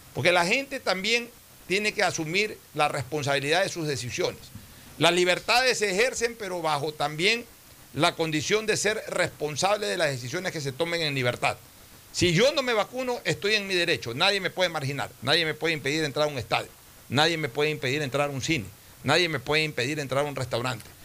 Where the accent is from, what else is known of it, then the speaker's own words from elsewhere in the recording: Ecuador; somos los ecuatorianos